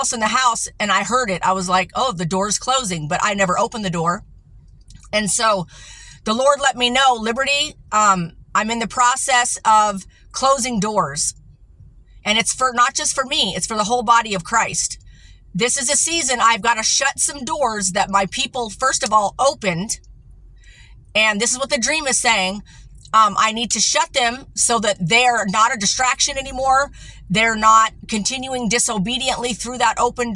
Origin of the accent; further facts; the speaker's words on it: United States; I'm American. Okay. Mostly